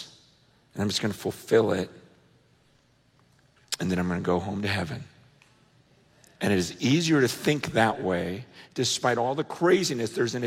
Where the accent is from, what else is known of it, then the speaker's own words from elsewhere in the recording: United States; growing up in America